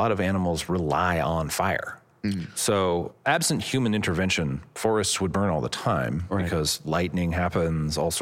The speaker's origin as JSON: {"language": "English", "region": "California", "country": "United States", "said": "as a Californian"}